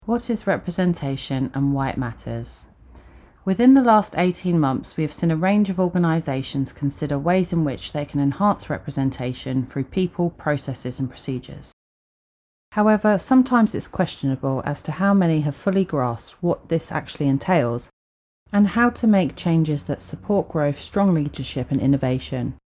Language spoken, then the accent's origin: English; Sussex, South East England, United Kingdom; As a young mixed race girl growing up in Sussex during the 90s